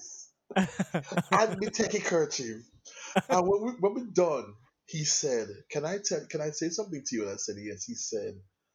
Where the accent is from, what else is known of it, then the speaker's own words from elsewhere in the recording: Kingston, Jamaica; also born or lived in England; so I was born in England, and my parents came back to Jamaica when I was 7. Okay, and I lived in Kingston. Yeah, man, Kingston, Jamaica